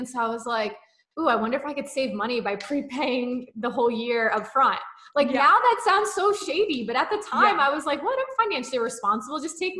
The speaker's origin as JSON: {"language": "English", "region": "New Jersey", "country": "United States", "said": "And I'm from North Jersey, Kyle's from South Jersey, or excuse me, Central Jersey."}